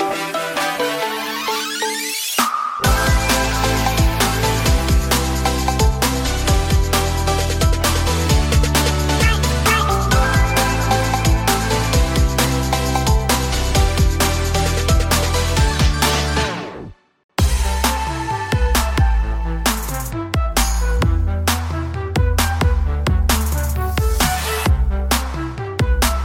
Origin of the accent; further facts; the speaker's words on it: Palm Springs, California, United States; moved away; also born or lived in Westminster; when I went back home to Palm Springs for a short stint